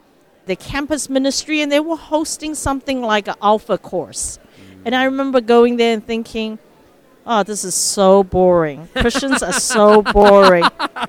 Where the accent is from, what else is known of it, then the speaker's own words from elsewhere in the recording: Mbabane, Eswatini; also born or lived in Taiwan / Philippines; Yes, so I was born in Taiwan, and my father was an ambassador, a diplomat for Taiwan. And so as a little baby, we moved to Philippines. Then when I was 7 years old, we moved to Mbabane, Swaziland, which is now Eswatini in southern Africa.